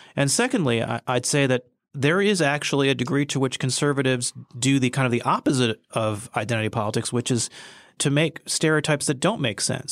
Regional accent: United States; I was born here and I'm a citizen of the United States

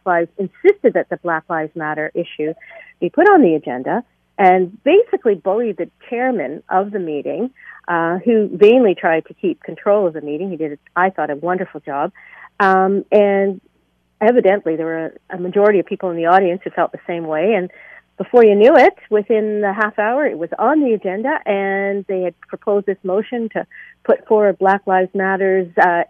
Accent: Hamilton, Ontario, Canada; my hometown of Hamilton

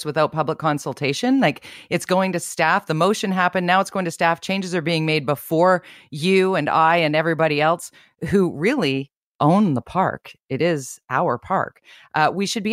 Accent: Vancouver, British Columbia, Canada; I'm 52, born and raised in Vancouver

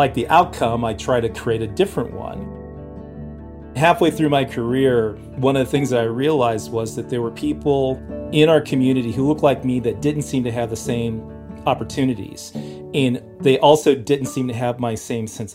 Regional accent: Los Angeles, California, United States; now in Madison, United States; I grew up in Los Angeles, California

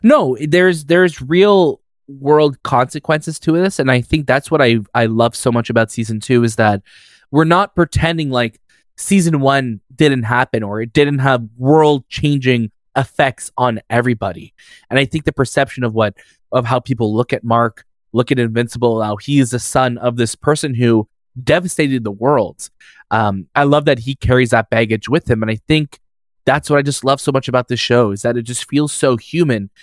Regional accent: Canada; we're Canadian

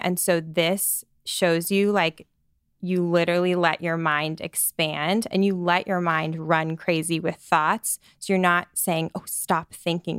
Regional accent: Scottsdale, Arizona, United States; moved away as an adult; also born or lived in Phoenix, Arizona; now in New York, United States; I grew up in Scottsdale, Arizona

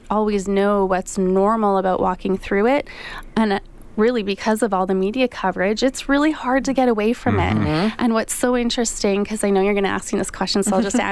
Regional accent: Canada; We're all Canadian

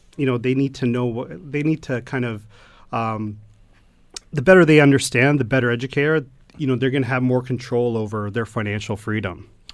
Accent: Stoney Creek, Ontario, Canada; I grew up in Stony Creek all my life

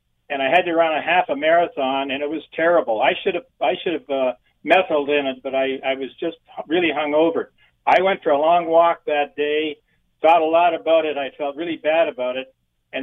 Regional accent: Lyndhurst, Ontario, Canada; also born or lived in St. Thomas; I'm from St. Thomas originally, actually Lyndhurst.

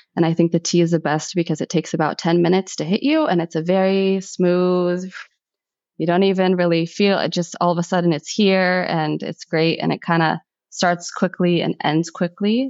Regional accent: United States; I'm first generation American. Although I was born in America, my household was still very much Egypt

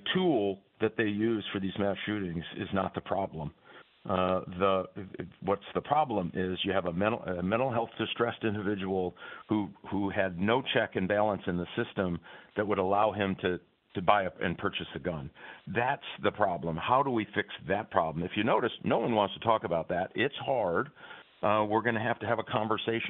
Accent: Michigan, United States; my home state of Michigan

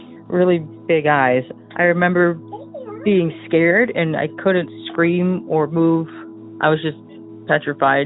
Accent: Michigan, United States; from Michigan.

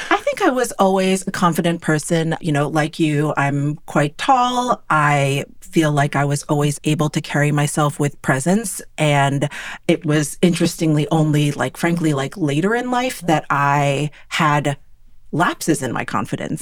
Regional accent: New York City, New York, United States; growing up in New York City is not normal.

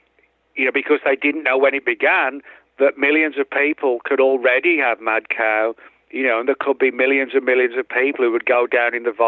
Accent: England, United Kingdom; moved away; me growing up in England

